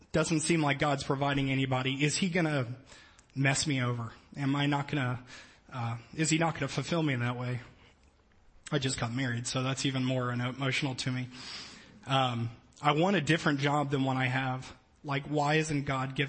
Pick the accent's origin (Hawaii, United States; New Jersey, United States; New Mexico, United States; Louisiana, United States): Louisiana, United States; New Orleans; moved away; I grew up in New Orleans, Louisiana